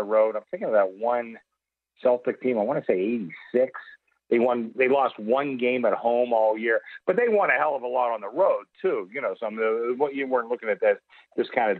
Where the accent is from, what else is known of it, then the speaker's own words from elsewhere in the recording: Pittsburgh, Pennsylvania, United States; also born or lived in Reno; now in Las Vegas, United States; I grew up in Pittsburgh, so I'm a East Coast guy